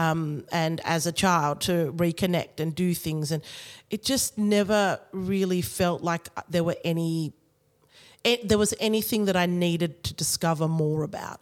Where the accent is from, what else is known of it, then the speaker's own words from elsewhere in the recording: Australia; I was born here in Australia